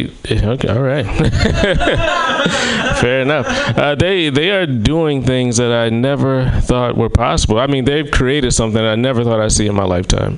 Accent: the South, United States; I am from the South

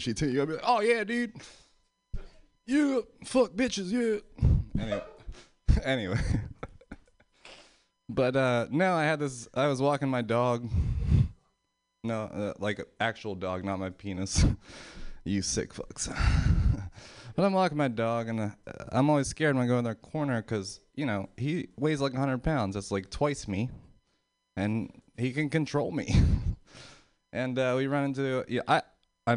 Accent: Pennsylvania, United States; moved away; I'm from Pennsylvania

